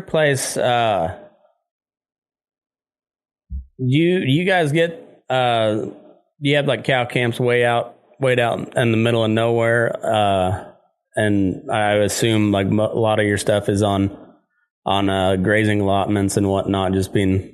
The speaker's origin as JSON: {"language": "English", "region": "Southeast Colorado", "country": "United States", "tie": "born or raised there", "said": "I grew up in Southeast Colorado"}